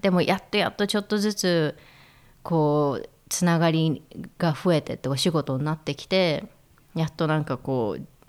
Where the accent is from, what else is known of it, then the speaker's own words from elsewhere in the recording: Tokyo, Japan; moved away as an adult; also born or lived in Berlin, Germany; now in Switzerland; 東京でまあ生まれ育って